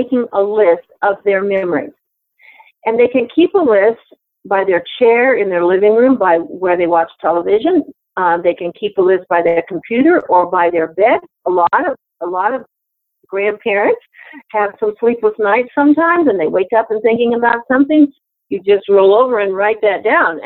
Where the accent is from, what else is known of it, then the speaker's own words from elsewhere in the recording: Memphis, Tennessee, United States; I was born in Memphis, Tennessee